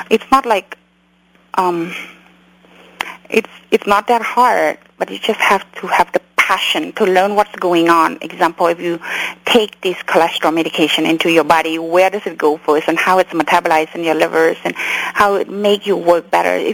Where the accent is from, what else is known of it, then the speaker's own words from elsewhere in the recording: California, United States; English is a second language; also born or lived in Cambodia; To be honest, I grew up in Orange County. When I came here in Orange County at that time.